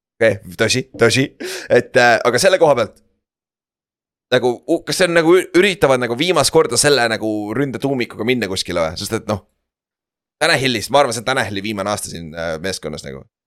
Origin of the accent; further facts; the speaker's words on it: Estonia; ma olen ise saarest pärit